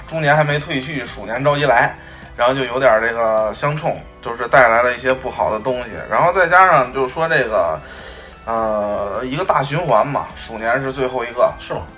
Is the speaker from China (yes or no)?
yes; Northeast China, China; 我记得小的时候在东北，在那个农村，去一个什么远房亲戚家里